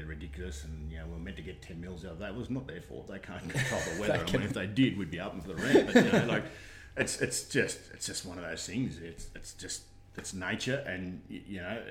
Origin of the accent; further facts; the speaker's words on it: Australia; So born and bred in Condo. Did my first up to year six at Condo Public.